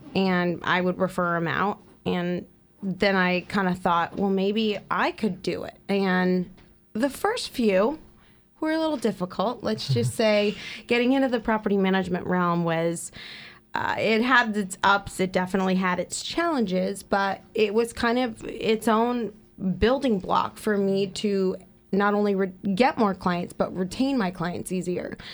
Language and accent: English; East Bay, Bay Area, California, United States; moved away as an adult; now in Central Coast, California, United States; I am originally from the Bay Area, from the East Bay